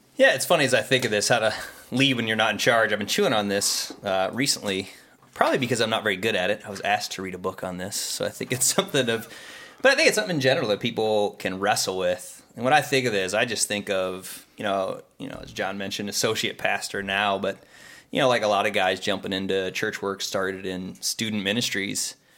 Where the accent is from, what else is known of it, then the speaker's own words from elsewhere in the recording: Pittsburgh, Pennsylvania, United States; now in Ohio, United States; originally from Pittsburgh